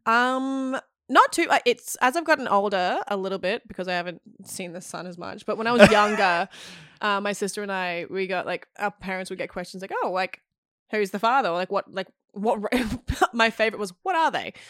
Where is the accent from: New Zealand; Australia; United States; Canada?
Australia; Queensland; moved away; also born or lived in Melbourne; I grew up in Queensland